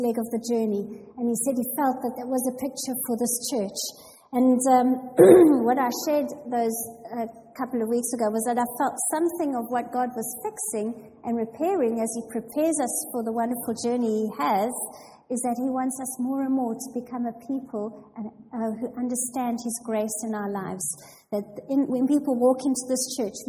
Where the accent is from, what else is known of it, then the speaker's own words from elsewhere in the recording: South Africa; moved away as an adult; now in England; I was born and raised in a small town in South Africa